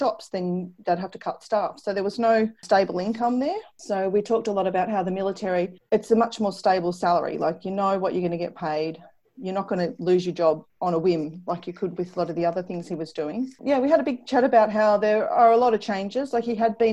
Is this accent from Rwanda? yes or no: no; Ballarat, Victoria, Australia; also born or lived in Wagga Wagga; now in Sale, Australia; I grew up in Ballarat in Victoria